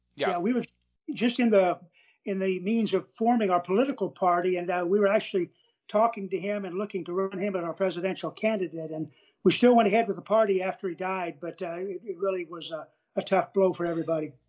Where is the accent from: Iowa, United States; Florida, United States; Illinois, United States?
Iowa, United States; Des Moines; moved away; I was raised in Iowa in farm country, uh, uh, raised in the city of Des Moines